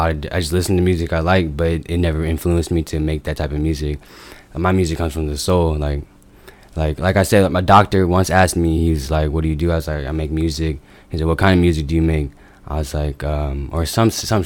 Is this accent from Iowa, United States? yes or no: yes; Des Moines, Iowa, United States; I was born and raised on the south side